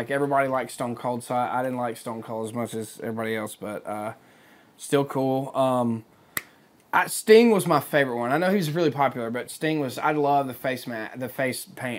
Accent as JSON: {"language": "English", "town": "Philadelphia", "region": "Mississippi", "country": "United States", "tie": "born or raised there", "moved": "as an adult", "lives_now": "Nashville, United States", "said": "being from Philadelphia"}